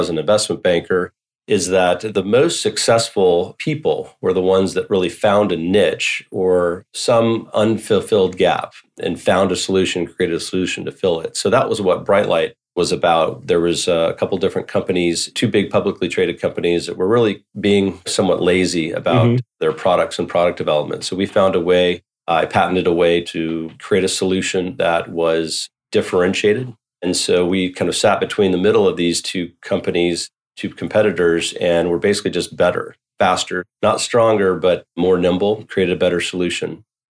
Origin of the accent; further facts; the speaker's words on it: California, United States; I guess growing up in Silicon Valley, you have this desire to be an entrepreneur.